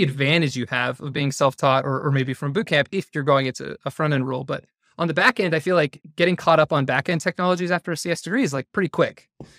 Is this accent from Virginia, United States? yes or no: no; Utah, United States; I'm from Northern Utah. I have a wife and a daughter.